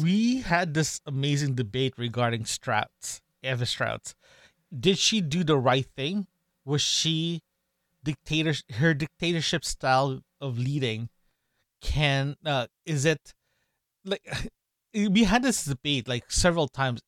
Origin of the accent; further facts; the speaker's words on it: Canada; we're from Canada, we're Canadians